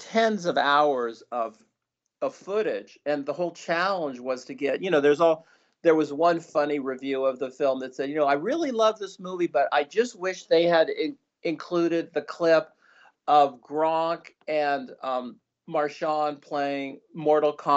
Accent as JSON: {"language": "English", "region": "West Coast", "country": "United States", "tie": "born or raised there", "said": "I grew up on the West Coast"}